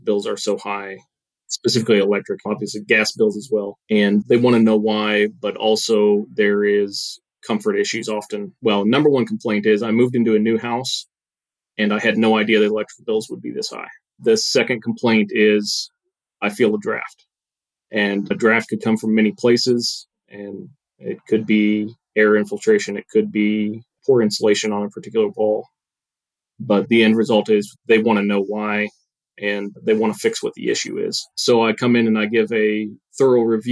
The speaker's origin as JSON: {"language": "English", "region": "Iowa", "country": "United States", "tie": "born or raised there", "moved": "yes", "lives_now": "Wichita, United States", "said": "I grew up in Iowa and was transported here via my wife"}